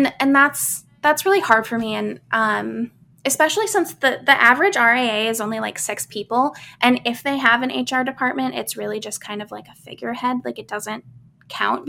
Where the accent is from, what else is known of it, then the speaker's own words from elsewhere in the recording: Midwest, United States; I grew up in the Midwest